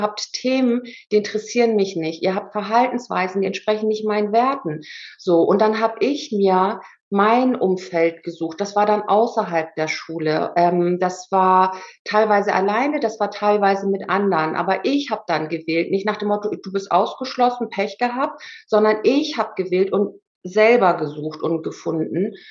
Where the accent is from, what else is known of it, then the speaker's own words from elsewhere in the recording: Germany; born there; ich war ja auch gar keine Ausländerin, ich bin ja in Deutschland geboren